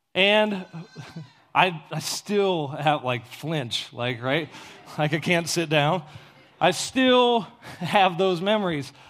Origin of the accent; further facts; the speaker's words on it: Ohio, United States; I grew up in Ohio in the middle of a cornfield